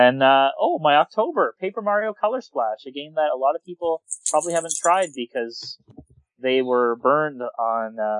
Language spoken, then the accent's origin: English; Canada; I'm Canadian